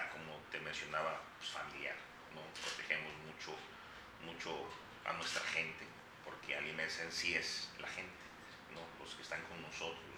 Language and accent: Spanish; Guerrero, Mexico; moved away as an adult; now in Veracruz, Mexico; No, soy de Guerrero.